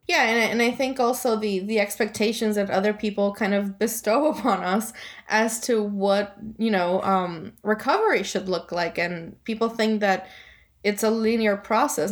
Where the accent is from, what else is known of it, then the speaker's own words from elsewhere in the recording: Guaynabo, Puerto Rico; also born or lived in Florida; now in Wethersfield, United States; I was born and raised in Puerto Rico. I'm from Guaynabo originally.